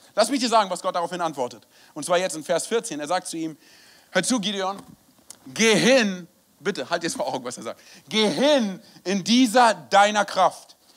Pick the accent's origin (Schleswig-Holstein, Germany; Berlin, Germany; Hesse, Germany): Berlin, Germany; moved away; also born or lived in Wiesbaden / Frankfurt; bin gebürtiger Berliner